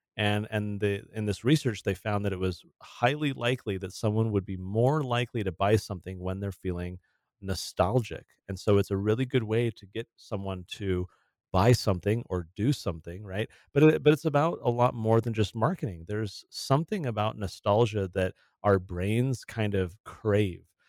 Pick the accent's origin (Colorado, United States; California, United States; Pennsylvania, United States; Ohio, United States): California, United States; San Diego; I grew up in San Diego, uh, my whole childhood was there in California